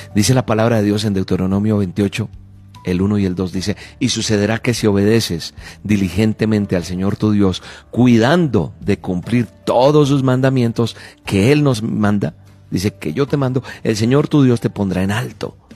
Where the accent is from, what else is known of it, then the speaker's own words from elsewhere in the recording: Colombia; yo soy colombiano